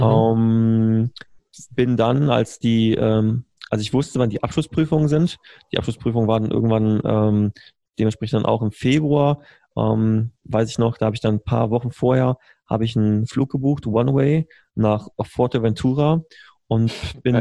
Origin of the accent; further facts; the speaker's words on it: Berlin, Germany; also born or lived in Bonn; ich bin gebürtiger äh, Bonner bin damals, ich bin einer von diesen Regierungskindern, die damals mhm. 99 von, Berlin, von, von Bonn nach Berlin umgezogen sind